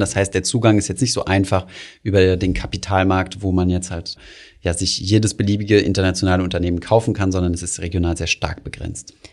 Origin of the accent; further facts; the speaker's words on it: Germany; als Deutsche